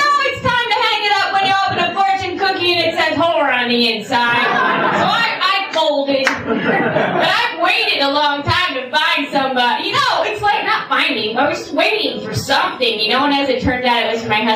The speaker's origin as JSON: {"language": "English", "area": "the Catskills", "region": "New York", "country": "United States", "tie": "born or raised there", "said": "I'm from New York originally. I'm from the Catskills. No, I grew up down the road from where the Woodstock concert was"}